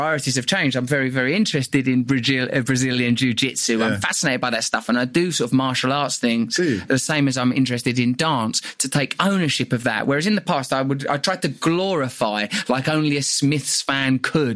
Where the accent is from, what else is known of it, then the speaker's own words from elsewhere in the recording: Essex, East of England, United Kingdom; you're growing up in Essex in the 70s and 80s